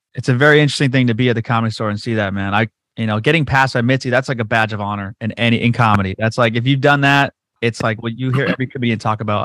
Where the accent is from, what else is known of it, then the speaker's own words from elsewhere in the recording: Whittier, California, United States; Whittier's my hometown.